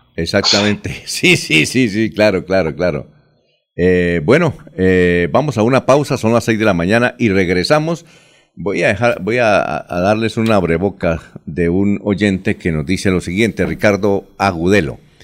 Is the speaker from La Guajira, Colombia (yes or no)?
no; Barichara, Santander, Colombia; yo soy de Barichara